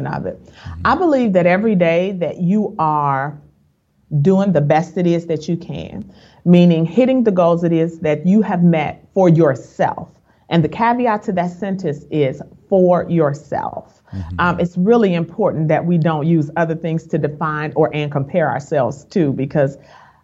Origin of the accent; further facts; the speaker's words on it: Chicago, Illinois, United States; moved away as an adult; now in Dallas, United States; I'm originally from Chicago, a Chi-Town girl, but we moved here in 2010.